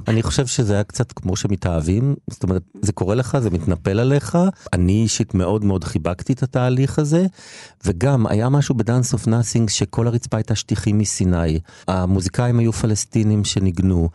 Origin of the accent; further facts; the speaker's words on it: Israel; moved away as an adult; also born or lived in Tel Aviv; אני בא מקיבוץ